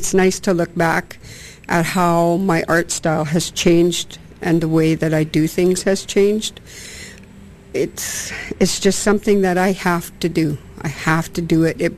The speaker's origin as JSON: {"language": "English", "area": "Musqueam", "region": "British Columbia", "country": "Canada", "said": "I'm from Musqueam"}